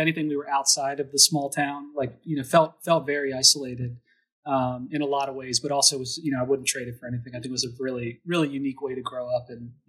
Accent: Emmitsburg, Maryland, United States; also born or lived in Pennsylvania; So I grew up in Maryland, in a town called Emmitsburg, which is right below the Mason-Dixon line. So I was actually, I was born in Pennsylvania, for example. And I grew up on a dairy farm

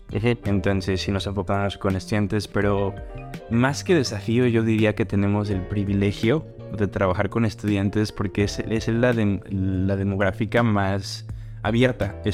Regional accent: Mexico; siendo yo moreno, desde que soy de México.

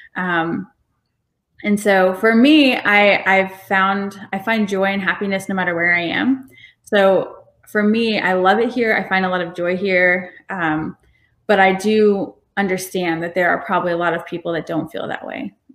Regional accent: Macon, Georgia, United States; also born or lived in Alaska / Atlanta / Illinois / Morocco; my family is actually originally from Alaska, but we moved here when I was like seven or something. So I grew up in Macon.

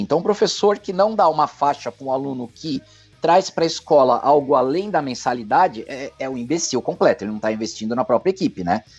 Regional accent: São Paulo, Brazil; moved away as an adult; now in Ribeirão Preto, Brazil; Eu nasci e morei 47 anos em São Paulo, eu tô há 4, 3 anos aqui em Ribeirão Preto

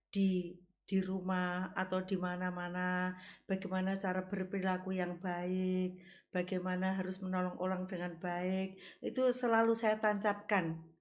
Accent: Kediri, East Java, Indonesia; born there; now in Tulungagung, Indonesia; saya kelahiran Kediri

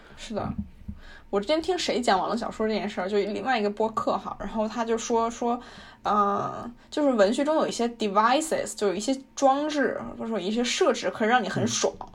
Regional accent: China; 我们中国人

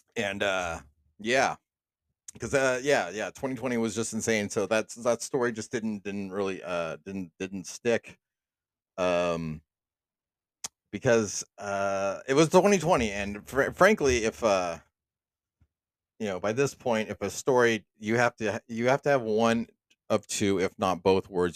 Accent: United States; I'm an American

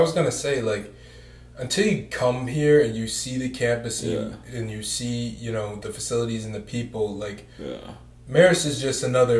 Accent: Fayetteville, New York, United States; My hometown, Fayetteville, New York.

